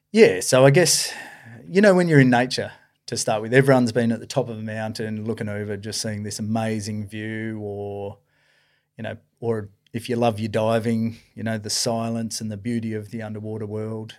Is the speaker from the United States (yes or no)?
no; Esperance, Western Australia, Australia; I was born and raised down in Esperance there.